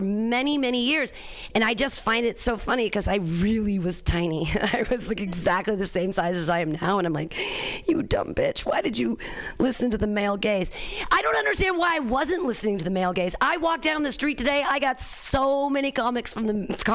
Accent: Danville, California, United States; I grew up in Danville here with the San Ramon Valley

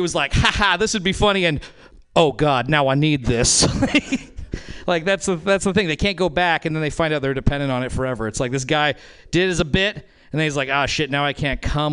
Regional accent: Reno, Nevada, United States; now in Oakland, United States; I'm originally from Reno, Nevada

